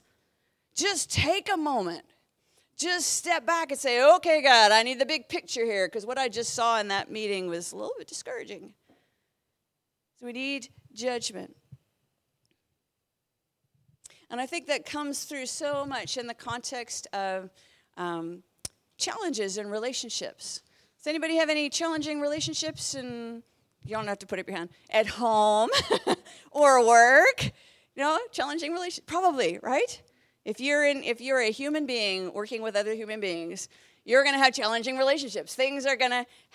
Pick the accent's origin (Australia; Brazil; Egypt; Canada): Canada; moved away as an adult; also born or lived in Southern England; I moved from Canada to the UK